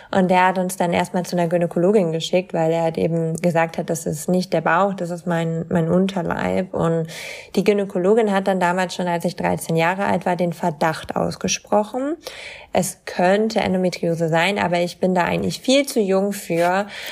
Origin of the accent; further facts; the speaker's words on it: East Frisia, Lower Saxony, Germany; ich komme halt aus Ostfriesland